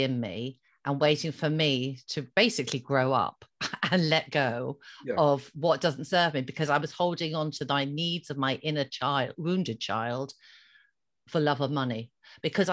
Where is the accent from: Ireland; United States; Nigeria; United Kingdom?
Ireland; being an Irish Catholic girl, I was brought up with the word fault and blame.